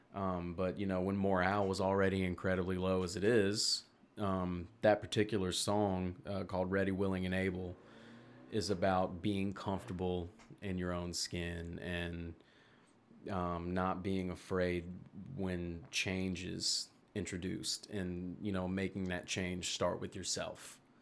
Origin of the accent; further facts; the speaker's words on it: Memphis, Tennessee, United States; accent: Southern; I'm from Memphis. Like, I'm from Tennessee.